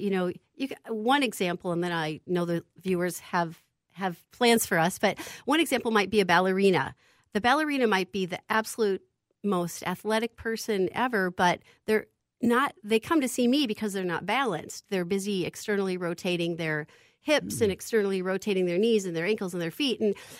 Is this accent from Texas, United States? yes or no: no; Clear Lake, Iowa, United States; I'm from Clear Lake, Iowa. So, yeah … That's my roots.